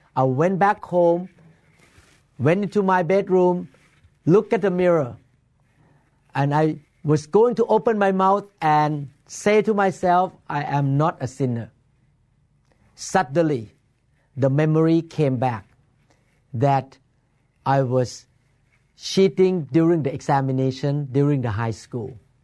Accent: Bangkok, Thailand; moved away as an adult; now in Seattle, United States; I was born in Bangkok, Thailand, and my family practiced Buddhism when I was growing up

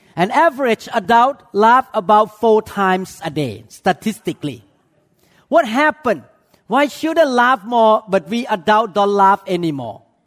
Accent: Thailand; moved away; I came from Chinese culture, even though I grew up in Thailand

